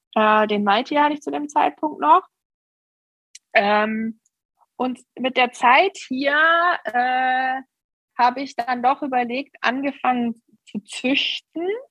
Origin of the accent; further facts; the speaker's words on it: near Stuttgart, Baden-Württemberg, Germany; ich bin in der Nähe von Stuttgart geboren und bin auch immer hier geblieben